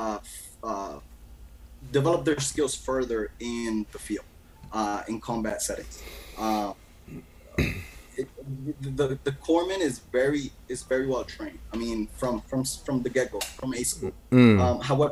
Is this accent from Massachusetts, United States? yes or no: yes; Boston, Massachusetts, United States; moved away as an adult; also born or lived in Medellín, Colombia; now in Colombia; at 8 years of age, my parents migrated to Boston.